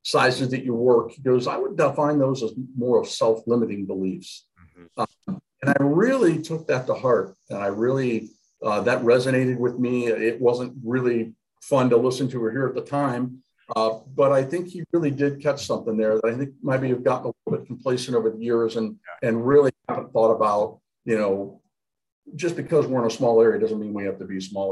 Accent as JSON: {"language": "English", "town": "Galion", "region": "Ohio", "country": "United States", "tie": "born or raised there", "said": "Opened up a scratch agency in my hometown. of Galleon, Ohio"}